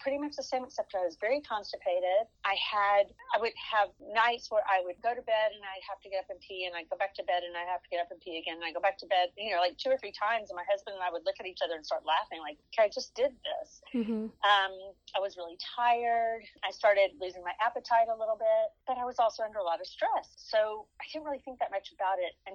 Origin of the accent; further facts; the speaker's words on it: Dallas, Texas, United States; I born and raised in Dallas.